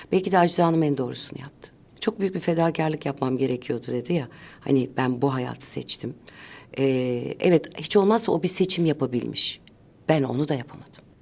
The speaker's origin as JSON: {"language": "Turkish", "region": "Ankara", "country": "Turkey", "tie": "born or raised there", "said": "Ben çocukluğumu o anneannemle, dedemle, babamla, annemle geçirdiğim yılları ailece biz her cuma ailece Kurtuluş Parkı'na giderdik"}